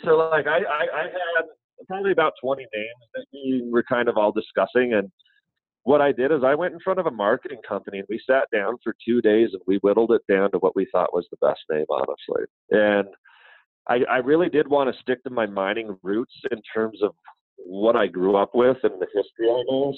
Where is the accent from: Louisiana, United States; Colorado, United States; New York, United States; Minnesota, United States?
Colorado, United States; Leadville; I grew up in Leadville, Colorado.